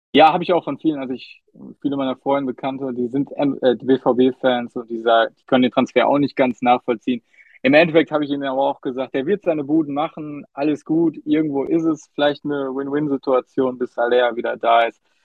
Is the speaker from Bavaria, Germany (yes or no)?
no; Duisburg, North Rhine-Westphalia, Germany; ich bin in Duisburg geboren